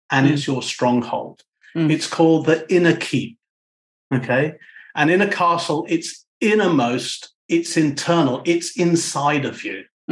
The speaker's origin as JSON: {"language": "English", "country": "United Kingdom", "said": "I'm a Brit as well. I'm a Brit, by the way"}